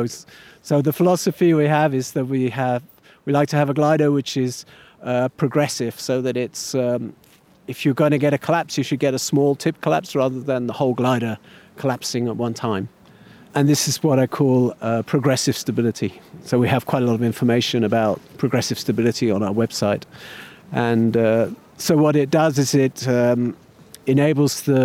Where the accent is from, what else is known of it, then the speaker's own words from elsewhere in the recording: United Kingdom; I'm British